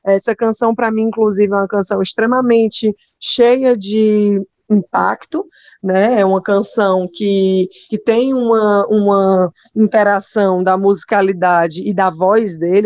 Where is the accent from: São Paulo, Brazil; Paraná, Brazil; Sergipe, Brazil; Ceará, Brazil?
Ceará, Brazil; Fortaleza; eu sou de Fortaleza, né? inclusive sou a única filha nordestina